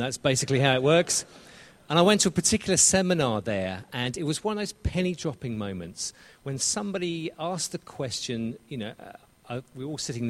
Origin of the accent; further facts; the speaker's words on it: England, United Kingdom; I'm English.